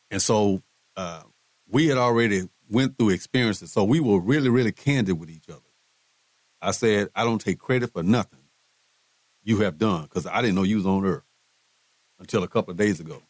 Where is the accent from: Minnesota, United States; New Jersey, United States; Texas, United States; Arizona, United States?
Texas, United States; Houston; also born or lived in Waco / Dallas; I'm originally from Houston